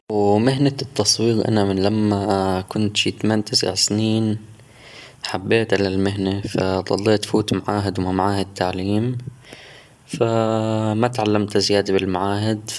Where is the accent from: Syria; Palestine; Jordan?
Palestine; now in Lebanon; أكيد بما إني فلسطيني عايش بلبنان